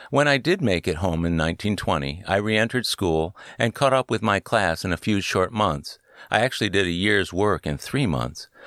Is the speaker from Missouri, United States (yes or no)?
no; Cleveland, Ohio, United States; was from my hometown of Cleveland.